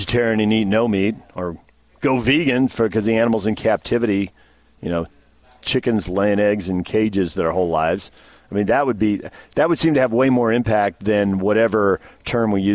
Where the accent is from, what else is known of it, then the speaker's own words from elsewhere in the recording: New Jersey, United States; now in Salt Lake City, United States; I'm from Jersey